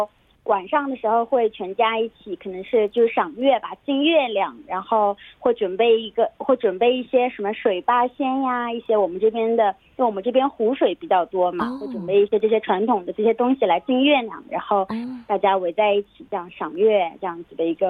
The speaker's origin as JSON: {"language": "Chinese", "region": "Jiangsu", "country": "China", "said": "啊，我是江苏"}